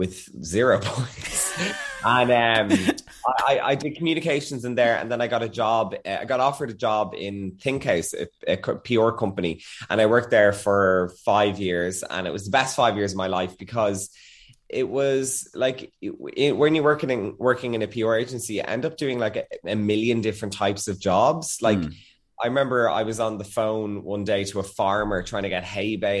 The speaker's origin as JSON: {"language": "English", "town": "Dublin", "region": "Leinster", "country": "Ireland", "said": "I am from Churchtown, which is kind of, I always say it's near Dundrum because no one ever knows about Churchtown in Dublin"}